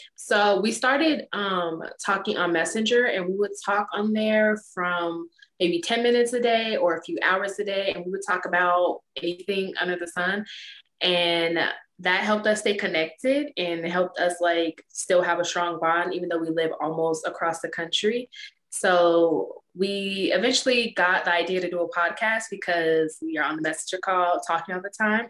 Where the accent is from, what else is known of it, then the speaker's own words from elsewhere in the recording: Chicago, Illinois, United States; now in Phoenix, United States; I'm originally from Chicago, Illinois, but I now live in Phoenix